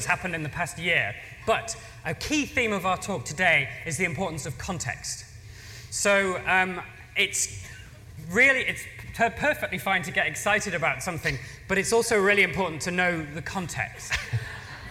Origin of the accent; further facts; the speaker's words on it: England, United Kingdom; I'm the English one